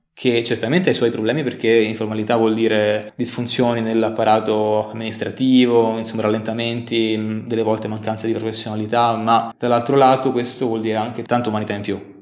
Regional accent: Velletri, Lazio, Italy; also born or lived in Forlì; now in Sarajevo, Bosnia and Herzegovina; sono di Velletri, che è una cittadina in provincia di Roma

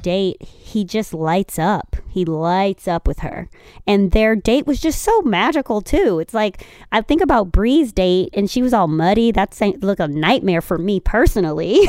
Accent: Chicago, Illinois, United States; I'm from Chicago

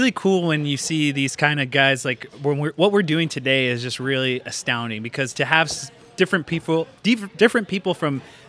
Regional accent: Arizona, United States; My tribe's here in Arizona, so I grew up here mostly.

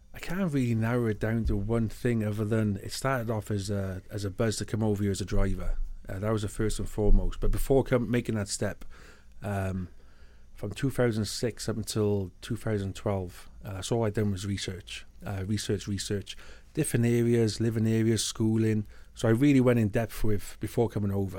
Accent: United Kingdom; first language English; moved away as an adult; now in Canada; I'm British, I got British citizenship

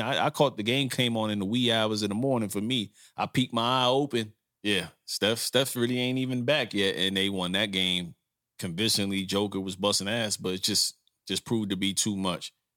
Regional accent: New York, United States; I grew up in New York

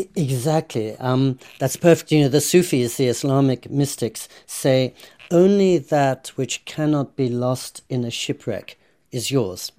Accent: England, United Kingdom; also born or lived in California / India (ancestry); now in Japan; when I was growing up in England

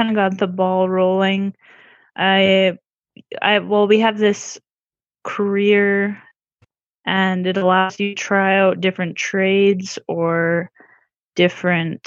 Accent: Manitoba, Canada; I'm from Manitoba, Canada.

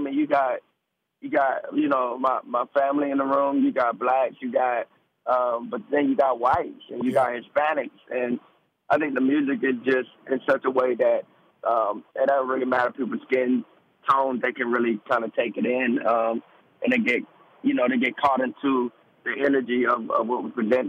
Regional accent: Georgia, United States; also born or lived in Delaware / Germany; now in South Carolina, United States; Born Delaware, first few years Germany, primarily. I grew up in Georgia, the state of Georgia, and now I'm in South Carolina.

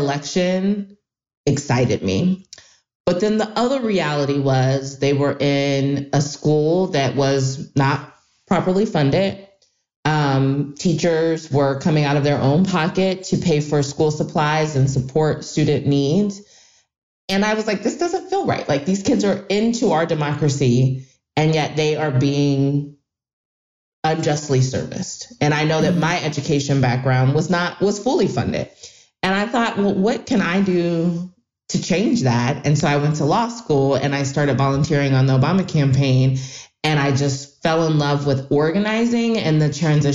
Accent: Ohio, United States; my home state of Ohio

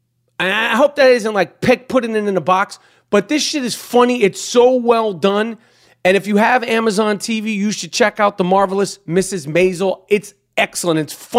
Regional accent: New Jersey, United States; In Oklahoma, but I'm from New Jersey.

